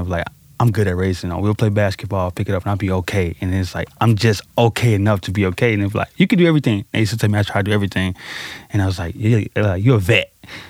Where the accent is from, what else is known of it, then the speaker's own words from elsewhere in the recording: St. Louis, Missouri, United States; I grew up in Pond Line and North Side City, St. Louis, over by Fairground Parks.